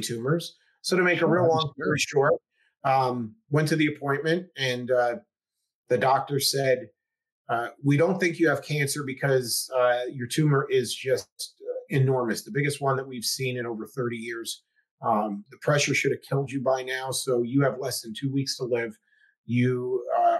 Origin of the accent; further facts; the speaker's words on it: the Poconos, Pennsylvania, United States; I'm from the Poconos originally